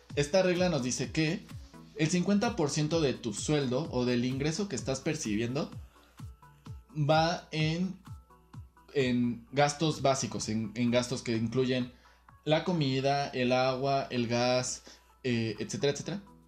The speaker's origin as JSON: {"language": "Spanish", "region": "Querétaro", "country": "Mexico", "tie": "born or raised there", "moved": "as an adult", "lives_now": "Mexico City, Mexico", "said": "Yo nací, crecí, estudié aquí en la Ciudad de Querétaro"}